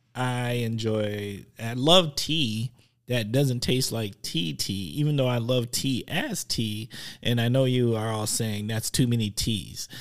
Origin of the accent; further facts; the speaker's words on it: Milwaukee, Wisconsin, United States; I'm a huge Bucks fan 'cause I'm from Milwaukee